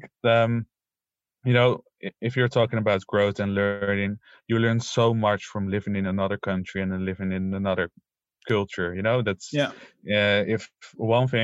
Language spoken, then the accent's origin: English; Utrecht, Netherlands; English is a second language; also born or lived in Belgium / Bonaire / Colombia; Now I'm back in Utrecht. And I've born and raised in Utrecht.